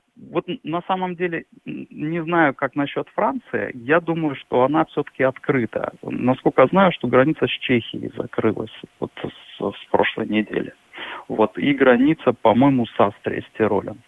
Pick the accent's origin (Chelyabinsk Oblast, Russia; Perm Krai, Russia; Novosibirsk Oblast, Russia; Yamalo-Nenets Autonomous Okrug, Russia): Novosibirsk Oblast, Russia; Novosibirsk; moved away as an adult; now in Germany; я из Сибири, и там, и там очень холодно